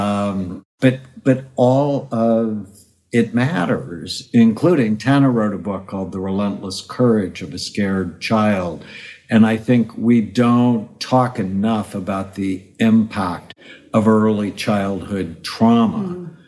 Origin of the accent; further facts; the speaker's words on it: California, United States; I'm from California